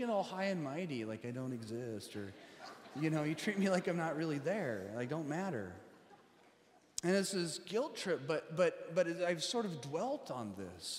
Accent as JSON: {"language": "English", "region": "Colorado", "country": "United States", "tie": "born or raised there", "moved": "yes", "lives_now": "Seattle, United States", "said": "We grew up in Colorado"}